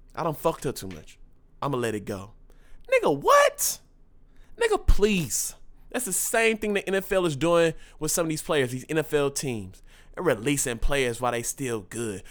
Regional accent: Dallas, Texas, United States; I'm from Dallas

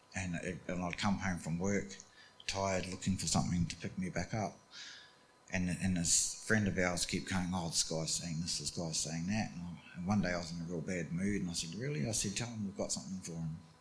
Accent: New Zealand; I grew up in New Zealand. Um, we, we, grew up on farms in New Zealand.

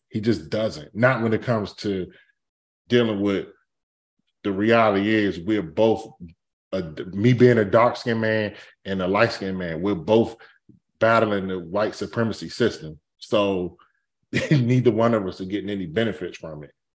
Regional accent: Capitol Heights, Maryland, United States; I grew up in Capitol Heights. That's, Capitol Heights, like, ninety-five percent black.

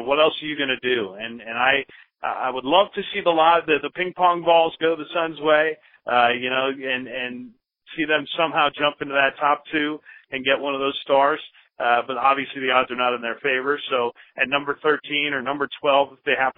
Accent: Bay Area, California, United States; moved away; I have since I was 13 years old growing up in the Bay Area

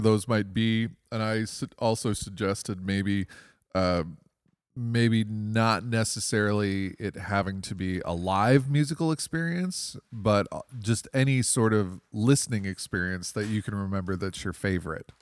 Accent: Toledo, Ohio, United States; I'm one of two composers who, on this festival who is actually born here.

